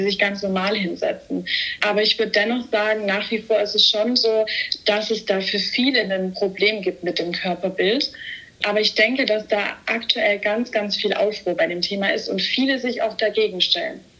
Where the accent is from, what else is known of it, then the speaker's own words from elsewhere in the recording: Stuttgart, Baden-Württemberg, Germany; ich komme aus Stuttgart, bin 23 Jahre alt